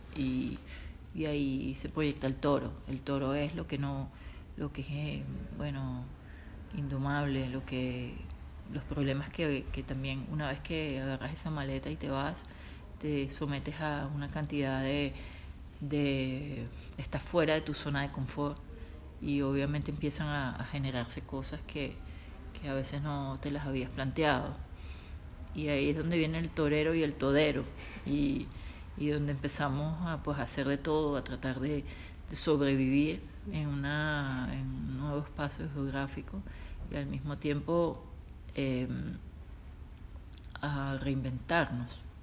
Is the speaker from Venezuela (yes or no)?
yes; Venezuela; also born or lived in Italy; now in United States; soy venezolana, soy italiana, pero vivo en los Estados Unidos, pero estoy ahora en Europa